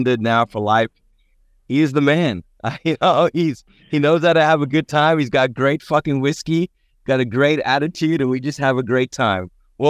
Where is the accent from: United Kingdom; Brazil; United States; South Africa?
South Africa; Cape Town, Western Cape; growing up in Cape Town